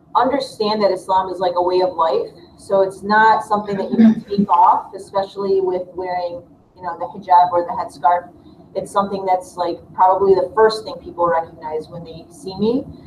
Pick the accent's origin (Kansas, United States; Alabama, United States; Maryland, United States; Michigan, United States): Michigan, United States; Dearborn; born or raised there; moved away as an adult